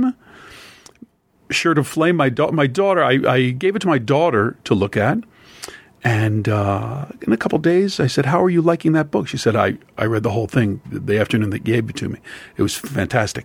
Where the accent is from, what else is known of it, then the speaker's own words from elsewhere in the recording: Pennsylvania, United States; I'm from Pennsylvania